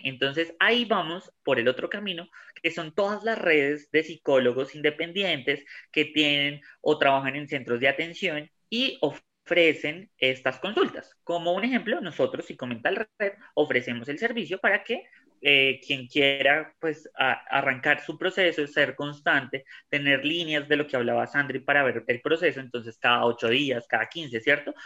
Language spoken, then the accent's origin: Spanish; Colombia; todos somos colombianos